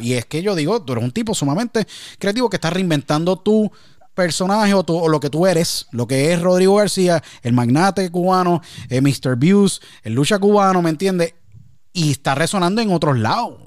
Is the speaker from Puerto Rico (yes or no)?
yes; Puerto Rico; now in United States; Yo nací, crecí, nací en Puerto Rico